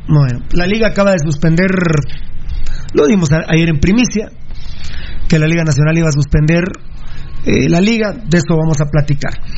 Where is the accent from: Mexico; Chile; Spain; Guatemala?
Guatemala; como guatemalteco